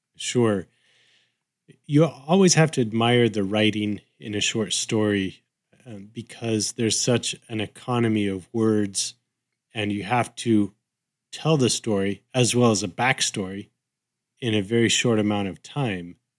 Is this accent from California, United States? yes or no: yes; Southern California, United States; I grew up in Southern California